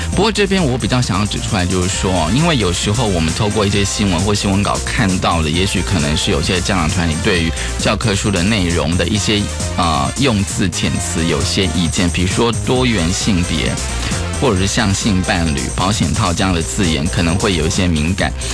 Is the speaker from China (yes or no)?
no; Taiwan; 这个其实我觉得对于我作为一个台湾人看